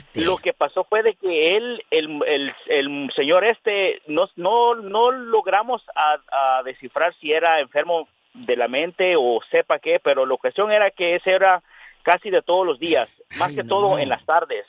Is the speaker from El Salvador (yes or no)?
yes; El Salvador; now in Rialto, United States; la colonia de donde yo soy, eh, en El Salvador